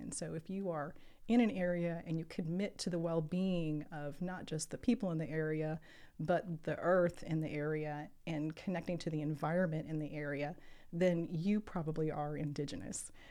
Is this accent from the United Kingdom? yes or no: no; United States; Well, I'm an American, um, which doesn't work so well in, in Latin America